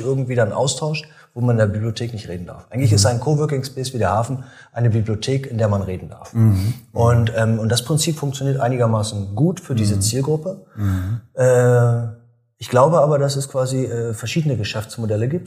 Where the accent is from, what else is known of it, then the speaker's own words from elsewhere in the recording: Germany; moved away; also born or lived in Münster / Berlin; ich komme ja aus dem Osten